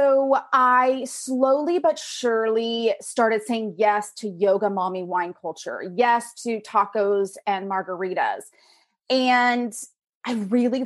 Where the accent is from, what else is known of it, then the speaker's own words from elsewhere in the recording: Pacific Northwest, United States; raised in the Pacific Northwest